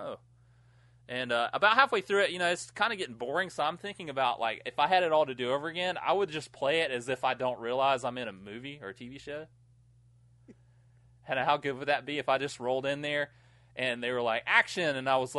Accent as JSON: {"language": "English", "country": "United States", "tie": "born or raised there", "said": "I grew up near Georgia."}